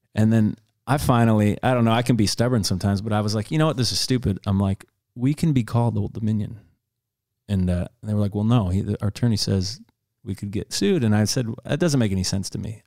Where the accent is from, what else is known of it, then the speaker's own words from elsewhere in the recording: Detroit, Michigan, United States; I grew up in Detroit